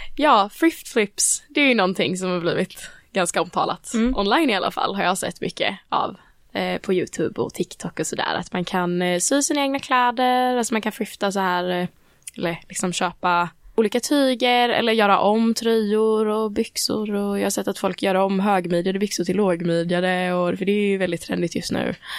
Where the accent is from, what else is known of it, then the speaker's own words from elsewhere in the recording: Växjö, Kronoberg County, Sweden; min hemstad i Växjö